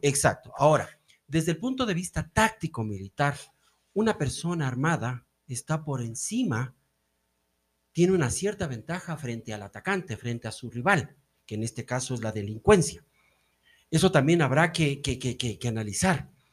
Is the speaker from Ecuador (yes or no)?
yes; Ecuador; como ecuatorianos